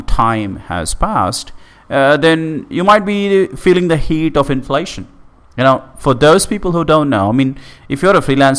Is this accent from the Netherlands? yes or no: no; India; moved away; back in my hometown